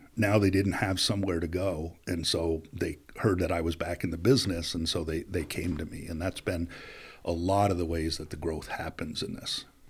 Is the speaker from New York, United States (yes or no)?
yes; Plattsburgh, New York, United States; also born or lived in Rochester, New York / Springfield, Massachusetts / Connecticut; Plattsburgh's home. It's where I grew up